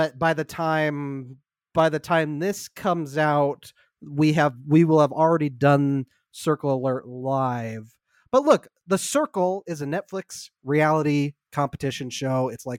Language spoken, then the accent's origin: English; New York, United States; I'm walking here. I'm from New York. Get the fuck out of my way.